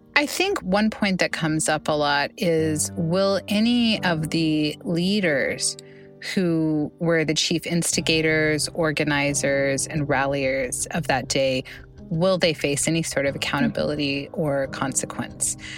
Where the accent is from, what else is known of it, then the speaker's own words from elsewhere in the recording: Oklahoma, United States; my home state, Oklahoma